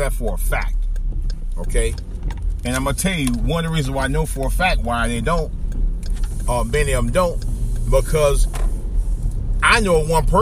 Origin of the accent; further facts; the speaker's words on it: East Cleveland, Ohio, United States; I consider that my hometown because I live there nearby. Or I live really right up the street from East Cleveland.